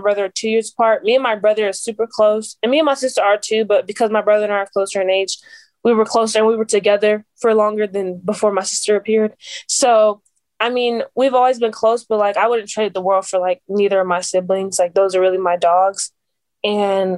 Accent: Las Vegas, Nevada, United States; I was born and raised here, that it's not something like when I'm out at tournaments or camps, they're like, oh, where are you from? I'm like, I'm from Vegas.

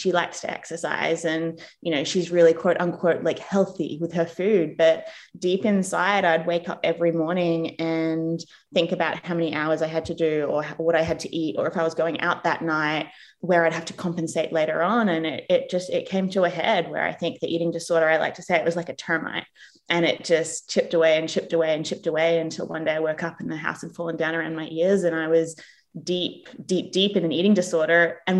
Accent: Australia; born or raised there; moved away as an adult; also born or lived in England / United States; now in New Zealand

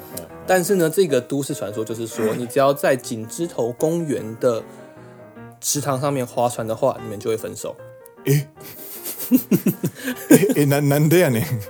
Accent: Taiwan; 我们有在资料搜寻的途中看到有一个身为台湾人一定要出来捍卫的迷信。

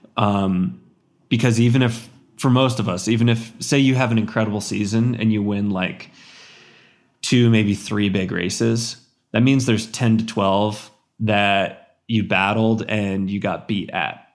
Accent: Central Texas, United States; moved away; growing up in Central Texas

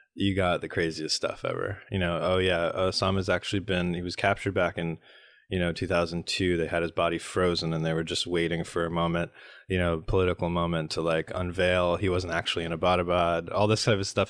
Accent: United States; we Americans have, uh, this democracy that we're here to bring to you

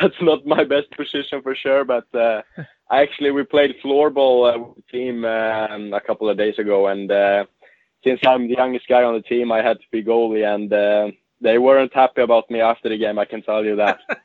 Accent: Gothenburg, Västra Götaland, Sweden; now in Luleå, Sweden; in Gothenburg. Um I grew up there

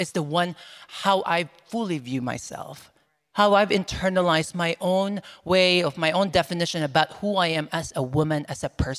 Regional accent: Philippines; moved away; So growing up in the Philippines

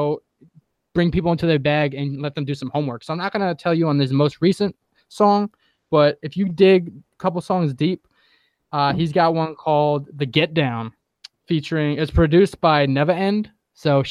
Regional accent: New York, United States; moved away; I'm from New York

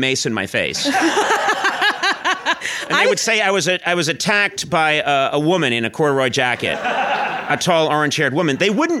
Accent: Boston, Massachusetts, United States; moved away as an adult; now in Los Angeles, United States; I didn't grow up in a town like this. I grew up in Boston, Massachusetts.

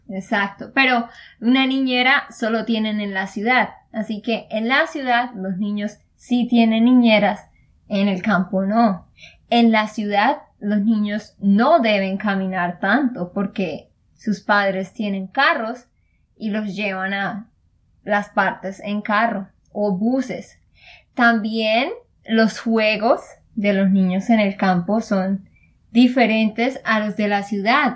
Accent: Santander, Colombia; de Santander, Colombia

